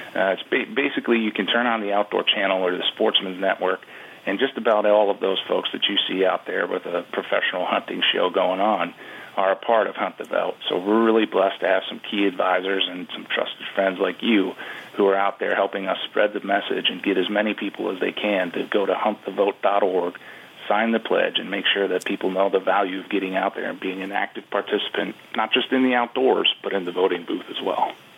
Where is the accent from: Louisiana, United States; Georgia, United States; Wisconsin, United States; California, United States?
Wisconsin, United States; my home state of Wisconsin, Rob, is the one that I go back to because again, I make my life here. It's where I was born and raised